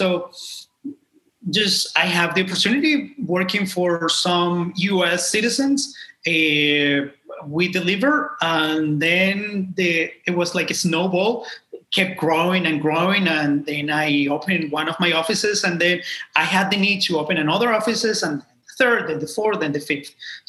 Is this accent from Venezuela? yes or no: yes; Venezuela; now in Ecuador; My family and I, we were living in Venezuela. I'm originally from Venezuela.